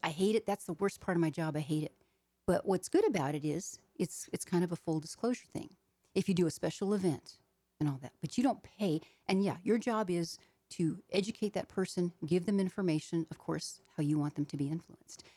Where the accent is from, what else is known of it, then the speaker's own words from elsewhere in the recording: Arizona, United States; I am from Arizona. I live in Phoenix, Arizona